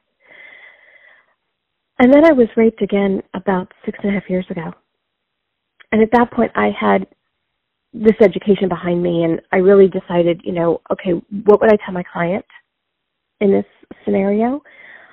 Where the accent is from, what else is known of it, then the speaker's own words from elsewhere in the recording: New York, United States; I grew up in New York. I'm from New York